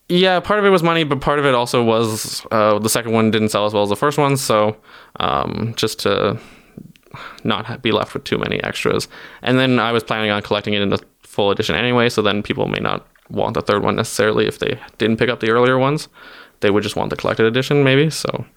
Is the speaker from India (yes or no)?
no; Timmins, Ontario, Canada; I'm from Timmins, Ontario, which is, uh, very northern Ontario